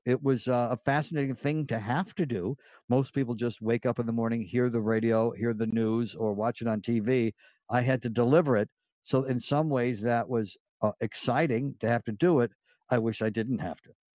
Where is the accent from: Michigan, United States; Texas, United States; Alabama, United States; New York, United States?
New York, United States; Delmar; now in Los Angeles, United States; growing up in Del Mar, New York